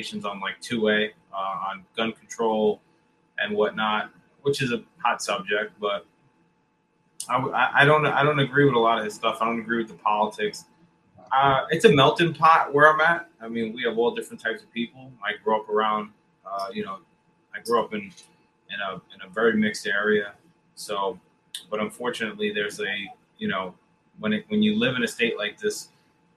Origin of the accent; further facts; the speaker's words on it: New Jersey, United States; I'm from New Jersey